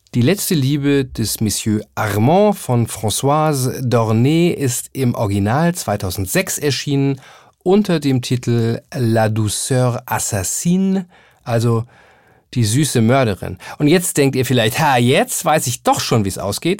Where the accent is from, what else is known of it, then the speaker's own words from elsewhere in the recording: Hamburg, Germany; ein bisschen beschnacken, wie man bei uns in Hamburg sagen würde